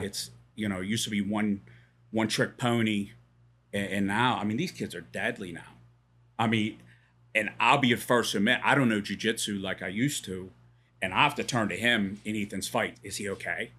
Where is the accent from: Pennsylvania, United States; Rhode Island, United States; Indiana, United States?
Pennsylvania, United States; Pittsburgh; moved away as an adult; now in Bedford, United States; So I grew up in Pittsburgh.